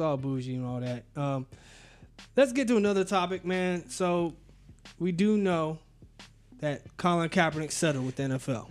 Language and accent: English; Tallahassee, Florida, United States; also born or lived in Jacksonville; I was born in Jacksonville, raised in Tallahassee